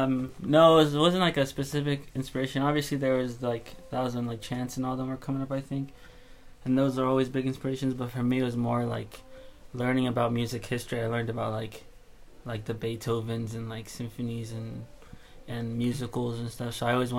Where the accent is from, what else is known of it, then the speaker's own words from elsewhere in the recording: Ghana; born there; And where am I from? I was born in Ghana, West Africa, which is like right on the coast.